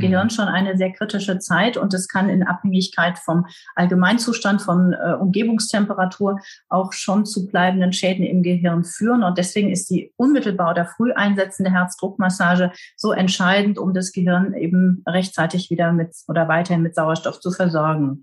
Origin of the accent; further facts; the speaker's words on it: Trier, Rhineland-Palatinate, Germany; now in South Westphalia, Germany; Ich bin gebürtig in Trier, also in der ältesten Stadt Deutschlands